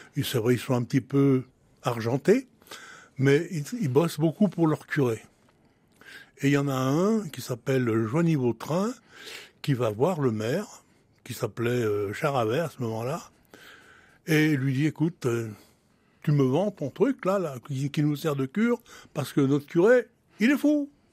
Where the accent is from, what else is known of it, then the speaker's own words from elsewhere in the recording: Francheville, Auvergne-Rhône-Alpes, France; je suis né à Francheville d'un père et d'une mère nés à Francheville